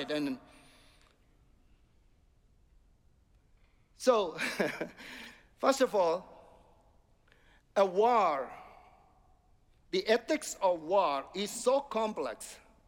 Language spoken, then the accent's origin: English; India; now in United States; I'm coming from India